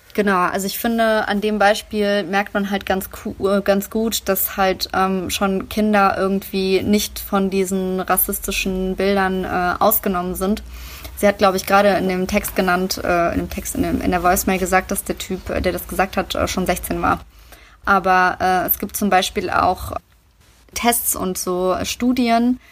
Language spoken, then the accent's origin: German; Germany; meine Heimat ist Deutschland